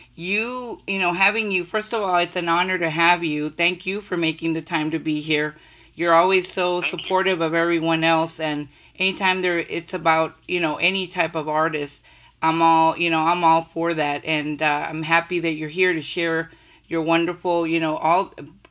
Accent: Texas, United States; I'm from Texas

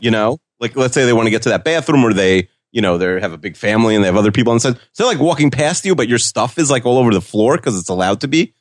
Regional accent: Long Island, New York, United States; We're both from Long Island

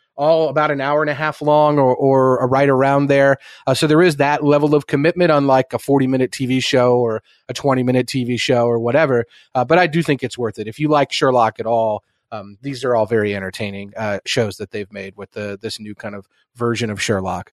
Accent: Midwest, United States; the people that I grew up around the Midwest

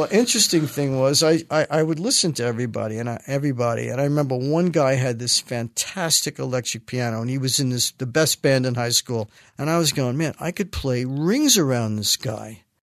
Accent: New York City, New York, United States; I was born in the Bronx. Uh, my parents lived in the Bronx their entire life

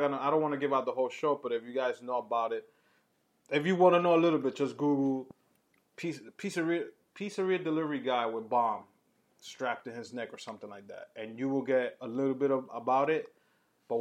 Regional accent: New York City, New York, United States; growing up in New York

